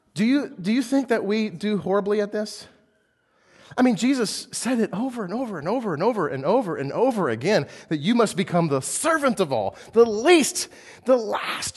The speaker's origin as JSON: {"language": "English", "country": "United States", "said": "I am an American through and through"}